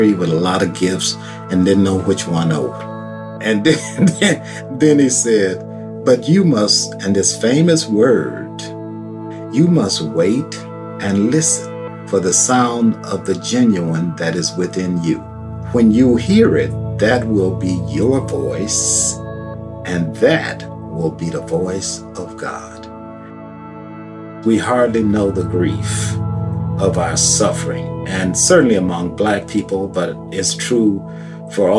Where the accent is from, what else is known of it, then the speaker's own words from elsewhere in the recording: Chicago, Illinois, United States; also born or lived in Vaiden, Mississippi; I grew up on the south side